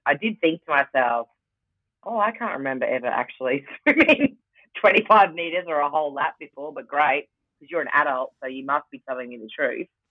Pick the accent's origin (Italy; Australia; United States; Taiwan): Australia; Rockhampton, Queensland; now in Brisbane, Australia; I'm from Rockhampton, so the beef capital of Australia